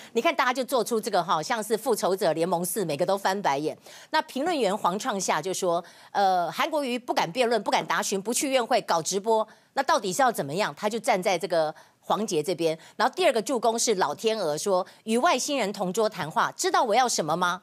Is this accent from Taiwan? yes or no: yes; Taiwan; 我们台湾人